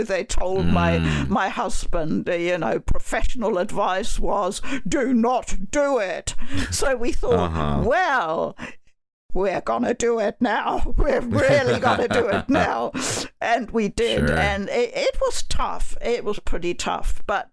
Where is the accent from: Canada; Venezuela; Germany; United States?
Germany; moved away as an adult; also born or lived in United Kingdom; now in New Zealand; I was born and raised in Germany.